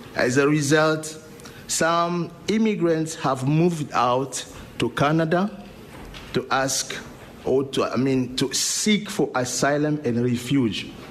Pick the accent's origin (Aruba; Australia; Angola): Angola; English is a second language; moved away as an adult; now in Lewiston, United States; from the Republic of Angola